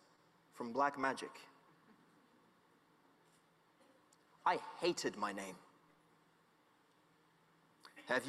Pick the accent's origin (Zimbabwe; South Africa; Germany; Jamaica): Zimbabwe; even though I grew up in Zimbabwe, my middle name was a long, winding, complicated Nigerian name, because my father, whom I never knew, was Nigerian.